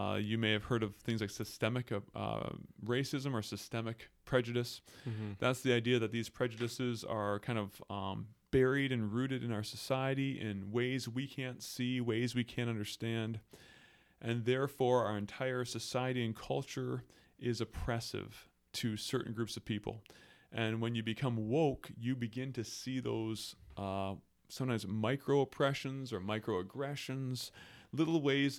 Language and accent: English; Belleville, Ontario, Canada; So I grew up in Belleville, Ontario, and born in a Christian family, raised in the church.